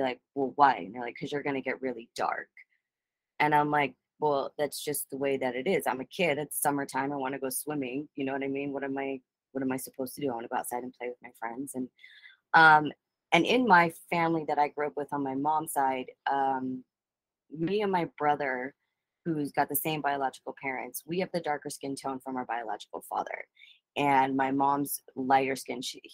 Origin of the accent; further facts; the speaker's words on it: Bay Area, California, United States; we grew up in the Bay Area mostly